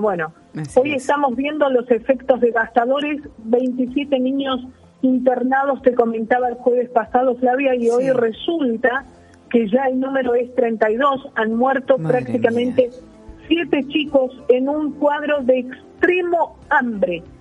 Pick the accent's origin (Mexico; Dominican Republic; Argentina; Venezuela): Argentina